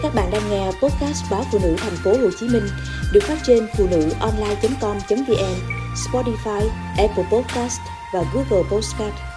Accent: Bình Định, Vietnam; Ở Bình Định quê tôi

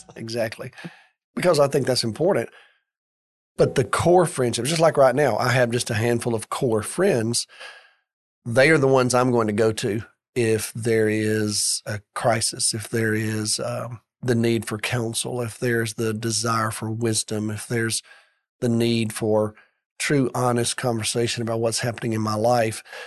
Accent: Birmingham, Alabama, United States; I grew up in Birmingham, went to college in Birmingham

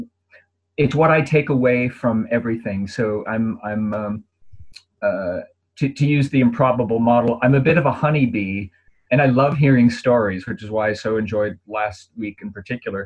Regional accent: Minneapolis, Minnesota, United States; moved away; I've got family there and I'm from Minneapolis

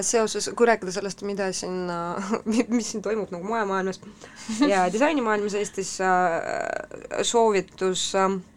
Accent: Estonia; tuleme korraks äh, Londonist siia äh, meie kodumaale

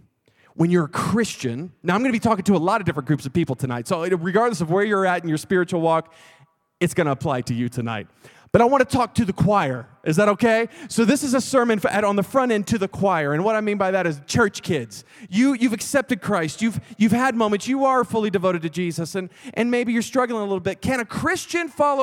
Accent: Texas, United States; I'm from Texas

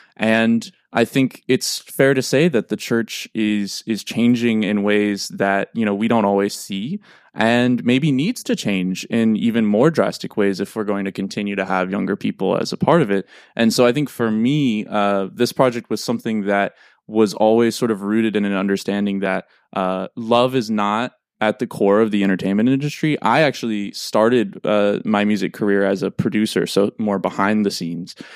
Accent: St. Louis, Missouri, United States; moved away as an adult; also born or lived in New York; I am from Saint Louis, Missouri

